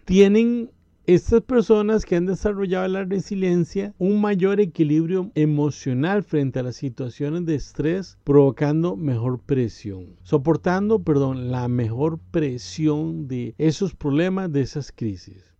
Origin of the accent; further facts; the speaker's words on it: Costa Rica; En mi país, Costa Rica